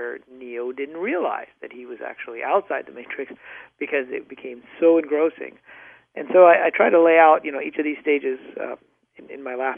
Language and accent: English; Michigan, United States; also born or lived in Pakistan / North Dakota; I grew up mostly in the Midwest, in Michigan and, of all places, North Dakota